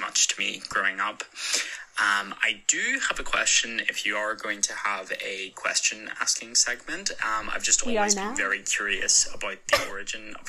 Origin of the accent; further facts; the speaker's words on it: Northern Ireland, United Kingdom; I am from Northern Ireland, so I've been told I have a very strange accent.